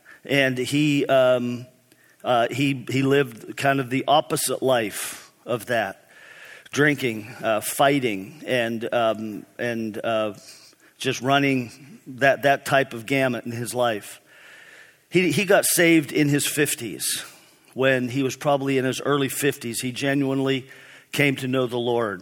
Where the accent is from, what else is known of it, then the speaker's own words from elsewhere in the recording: East Brady, Pennsylvania, United States; I grew up in East Brady, Pennsylvania, small town north of Pittsburgh.